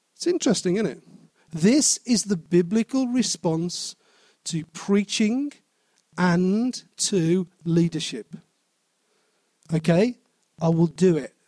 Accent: Wolverhampton, West Midlands, United Kingdom; I was born in Wolverhampton. I will always be a person I will die as a person born in Wolverhampton.

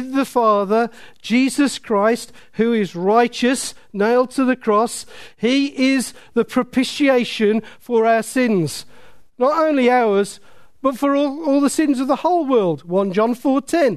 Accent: Willenhall, West Midlands, United Kingdom; I was brought up in Willenhall

